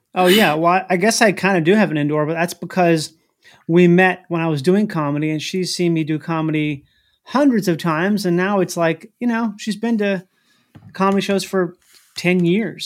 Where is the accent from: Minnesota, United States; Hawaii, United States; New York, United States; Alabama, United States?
Minnesota, United States; I'm from the Midwest, which is, like, middle America.